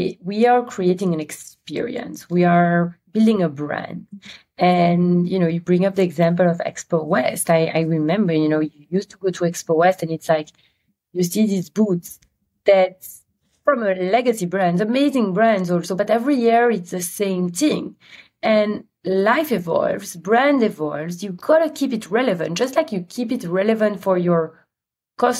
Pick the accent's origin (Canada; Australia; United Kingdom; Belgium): Belgium; Antwerp, Flanders; English is a second language; moved away as an adult; now in United States; I was born in Belgium, in Antwerp, one of the major cities in Antwerp, though it's quite small compared to US cities. I grew up in Antwerp.